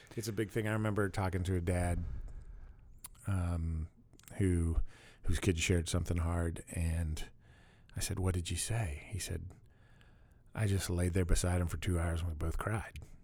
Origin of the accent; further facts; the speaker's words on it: Pittsburgh, Pennsylvania, United States; I grew up in Pittsburgh